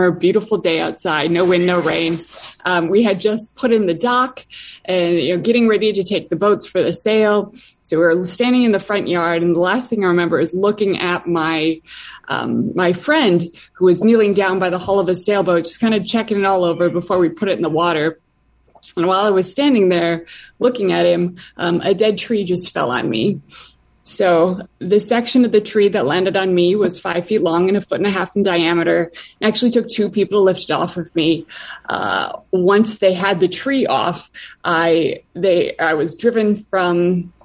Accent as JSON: {"language": "English", "region": "Wisconsin", "country": "United States", "tie": "born or raised there", "moved": "yes", "said": "I'm from Wisconsin originally, grew up in a pretty small town, like suburban / rural"}